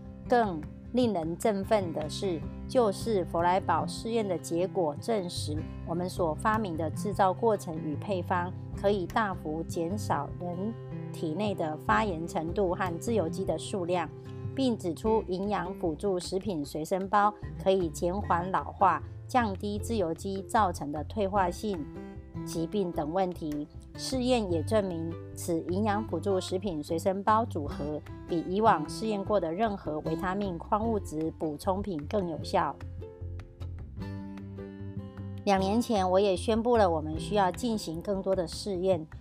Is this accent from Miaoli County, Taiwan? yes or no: yes; Miaoli, Miaoli County, Taiwan